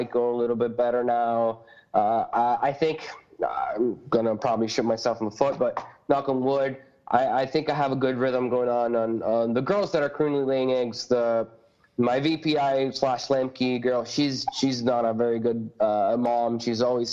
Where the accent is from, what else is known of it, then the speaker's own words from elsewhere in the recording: Puerto Rico; moved away; I grew up in Puerto Rico